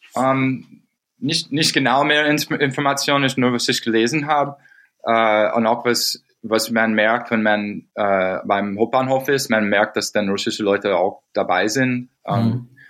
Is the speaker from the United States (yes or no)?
yes; United States; German is a second language; moved away; wo ich aufgewachsen bin in den USA